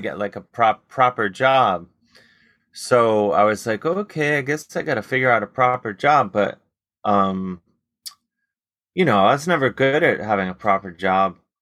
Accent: Cleveland, Ohio, United States; growing up in Cleveland

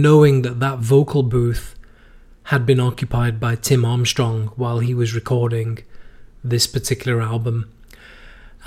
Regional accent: United Kingdom; moved away as an adult; also born or lived in Madrid, Spain; now in United States; we as British people

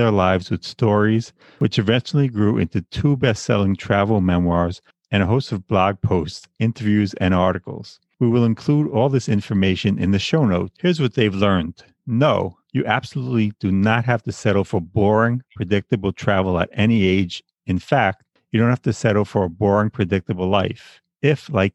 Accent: Long Island, New York, United States; born or raised there; moved away as an adult; now in Bay Ridge, Brooklyn, United States

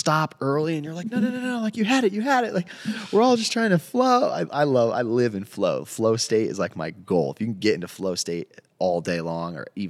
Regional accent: East Coast, United States; moved away; I grew up with rotaries on the East Coast

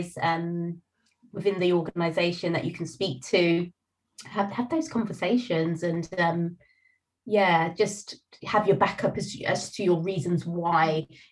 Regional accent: United Kingdom; being British and being from a Caribbean background

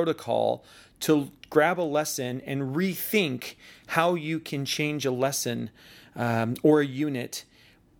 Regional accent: Seattle, Washington, United States; head back to Seattle and doing work that next week back with some schools back in my hometown.

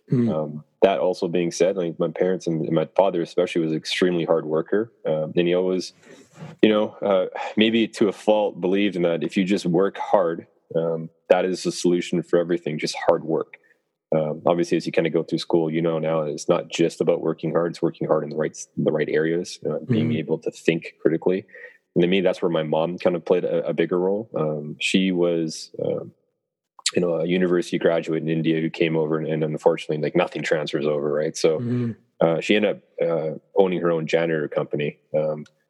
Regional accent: Canada; born or raised there

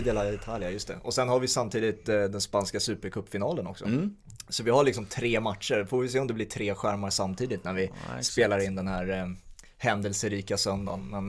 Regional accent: Sweden; vi som svenskar

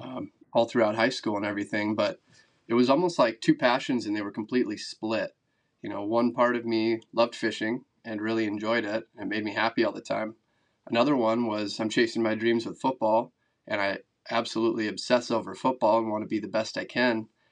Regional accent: Wisconsin, United States; also born or lived in Minnesota / Idaho; I grew up here in Wisconsin

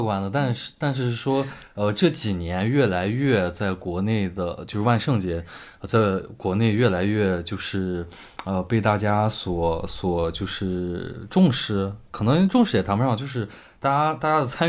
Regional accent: China; 对于我们中国人来说，死亡是一个非常严肃的话题。

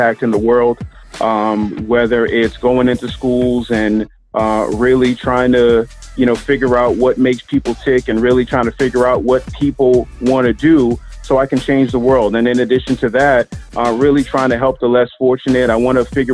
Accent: Boston, Massachusetts, United States; now in Philadelphia, United States; I'm originally from the Boston area

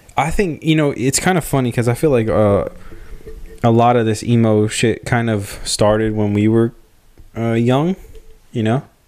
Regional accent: Memphis, Tennessee, United States; we're basically from Memphis

